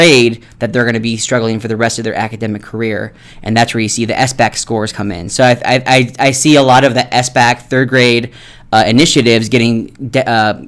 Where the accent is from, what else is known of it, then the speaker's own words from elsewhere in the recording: Ohio, United States; moved away as an adult; now in Nevada, United States; I'm from Ohio